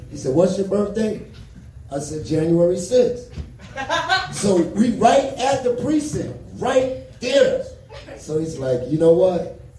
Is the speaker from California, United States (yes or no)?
no; New York, United States; now in Colorado, United States; so I'm from New York originally. I've been in Colorado since